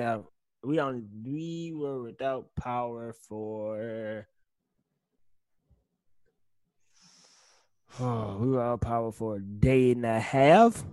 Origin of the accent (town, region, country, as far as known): Mississippi, United States; born or raised there; moved away